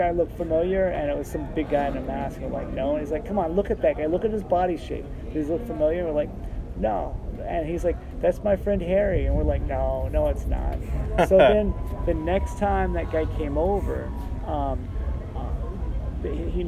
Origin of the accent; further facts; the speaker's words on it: Canada; we're from Canada and we legit played hockey.